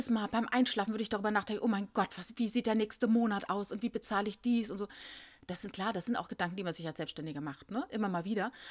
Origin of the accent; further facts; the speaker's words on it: Saarland, Germany; Ich bin im Saarland geboren. Ich bin hm. eine Saarländer Mädchen.